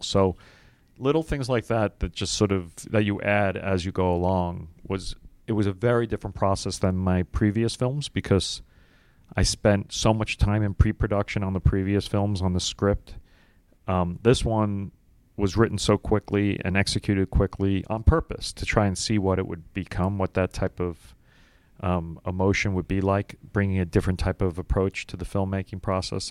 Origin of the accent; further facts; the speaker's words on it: New York City, New York, United States; I was from Brooklyn.